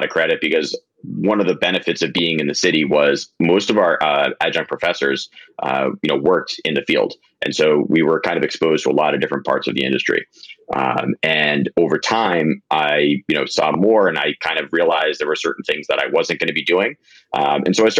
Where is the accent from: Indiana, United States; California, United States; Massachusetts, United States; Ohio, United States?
Massachusetts, United States; Longmeadow; moved away as an adult; now in New York City, United States; I'm from a small town in Western Massachusetts called Longmeadow, Mass.